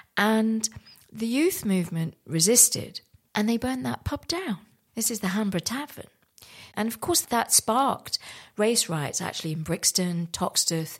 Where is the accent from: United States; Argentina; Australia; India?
India; Santiniketan, West Bengal; moved away; I was born in India, in West Bengal, in a place called Shanthaniketan